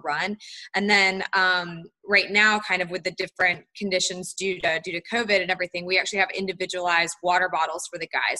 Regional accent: Charlotte, North Carolina, United States; also born or lived in Tallahassee, Florida; I'm from Charlotte, North Carolina. So I grew up in North Carolina

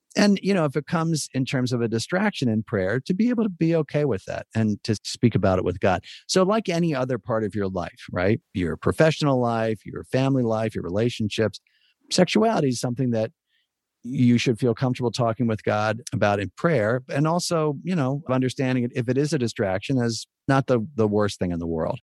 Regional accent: United States; as an American

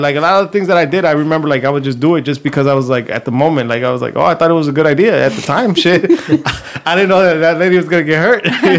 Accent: Compton, California, United States; moved away; It was badass growing up in Compton.

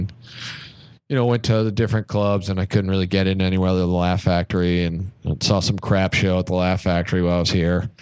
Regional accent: Kansas City, United States; moved away as an adult; now in Los Angeles, United States; I'm from Kansas City

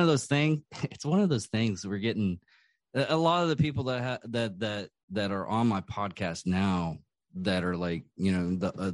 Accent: Wichita Falls, Texas, United States; Abilene is 3 hours away from Wichita Falls, my hometown.

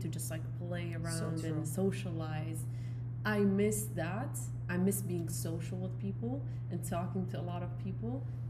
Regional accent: Baghdad, Baghdad Governorate, Iraq; now in United States; I grew up in El Yarmouk.

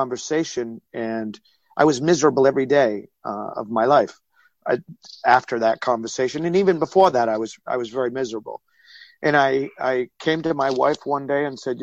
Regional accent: Coventry, Rhode Island, United States; I was born in Coventry, Rhode Island, and that's where my judo club is

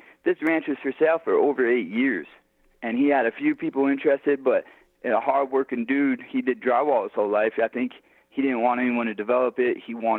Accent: New York, United States; like I grew up in New York, we have fires all the time.

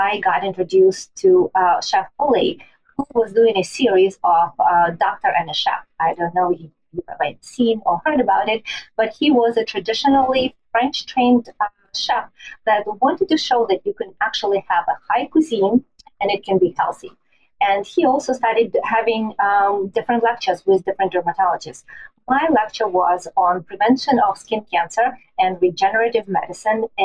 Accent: Siberia, Russia; now in New York City, United States; I was born in Siberia and Russia

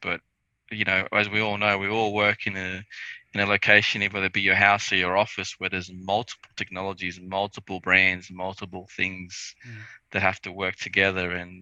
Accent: North Queensland, Australia; I grew up in North Queensland. We didn't have aircon

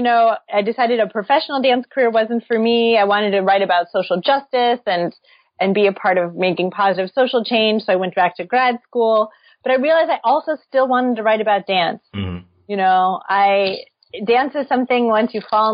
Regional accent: St. Louis, Missouri, United States; So I grew up in St. Louis.

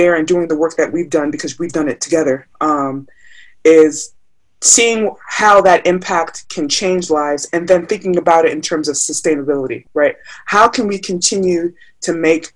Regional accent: United States; my parents are Nigerian. So I'm Nigerian American, first generation born here

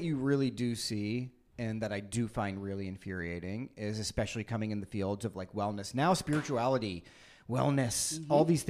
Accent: India; speaking as an Indian man

